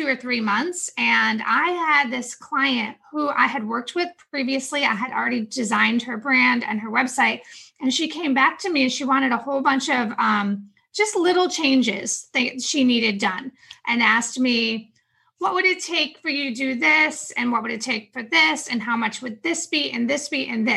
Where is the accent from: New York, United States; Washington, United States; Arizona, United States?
New York, United States; upstate; now in Charlotte, United States; I'm originally from New York, upstate New York.